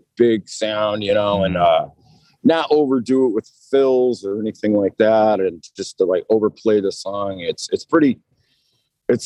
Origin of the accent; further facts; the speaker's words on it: Massachusetts, United States; moved away as an adult; now in Nashville, United States; originally I'm not from Nashville. I'm from Massachusetts